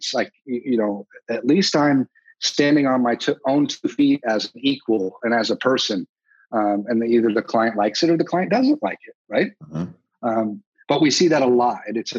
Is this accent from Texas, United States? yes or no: yes; Texas, United States; I'm from Texas.